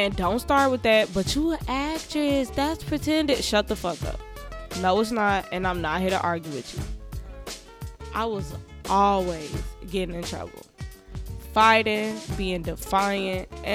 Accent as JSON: {"language": "English", "town": "Chicago", "region": "Illinois", "country": "United States", "tie": "born or raised there", "said": "I'm from Chicago, Illinois, Southside, low end born and raised"}